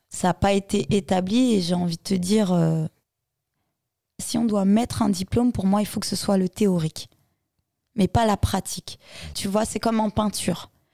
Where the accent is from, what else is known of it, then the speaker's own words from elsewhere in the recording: Créteil, Île-de-France, France; also born or lived in Mali; j'ai grandi à Créteil